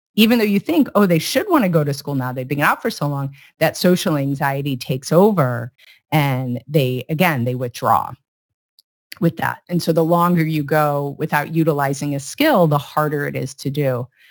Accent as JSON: {"language": "English", "region": "Iowa", "country": "United States", "tie": "born or raised there", "moved": "yes", "lives_now": "California, United States", "said": "I grew up in Iowa"}